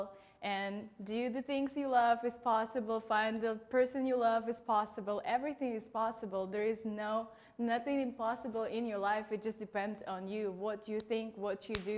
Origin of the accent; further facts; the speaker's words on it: Russia; moved away; I'm Russian.